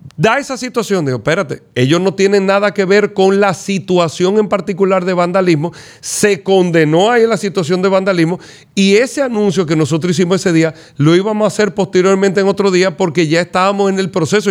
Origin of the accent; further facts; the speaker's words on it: Dominican Republic; nosotros como dominicanos